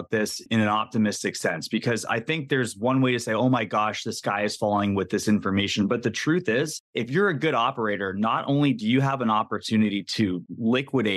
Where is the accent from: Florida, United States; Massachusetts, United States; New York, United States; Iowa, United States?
Massachusetts, United States; moved away; when I grew up in Massachusetts